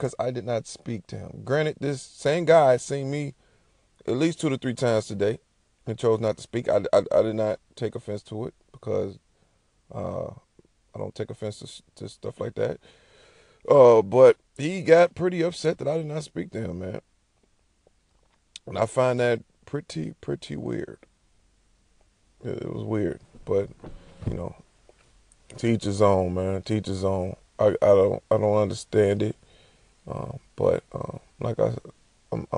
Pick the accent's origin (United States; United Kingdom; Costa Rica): United States; Chicago, Illinois; I'm from Chicago.